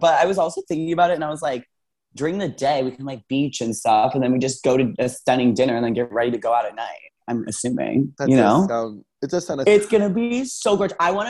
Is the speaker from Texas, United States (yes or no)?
no; Arizona, United States; we're from Arizona.